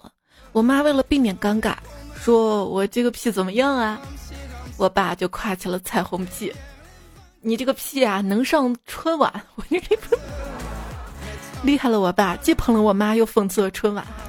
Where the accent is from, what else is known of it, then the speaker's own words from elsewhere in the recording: China; 原来足球也能让我们中国人骄傲的，干脆搞个双喜临门，把男足解散了得了。